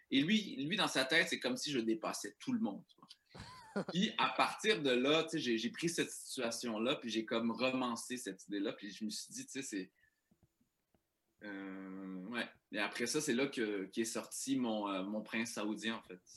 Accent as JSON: {"language": "French", "town": "Saint-Eustache", "region": "Quebec", "country": "Canada", "tie": "born there", "said": "Je viens d'une famille immigrante, euh, je suis né à Saint-Eustache"}